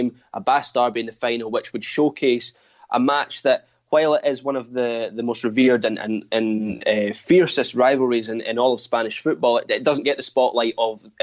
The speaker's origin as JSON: {"language": "English", "region": "Scotland", "country": "United Kingdom", "said": "as a Scot"}